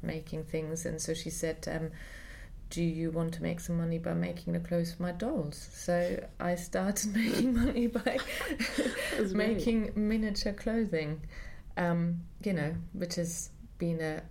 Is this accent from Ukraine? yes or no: no; Munich, Bavaria, Germany; moved away; I grew up in Munich